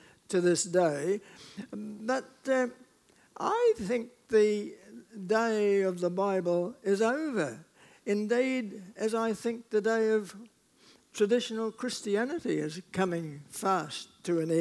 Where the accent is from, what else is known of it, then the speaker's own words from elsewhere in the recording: New Zealand; I speak as a New Zealander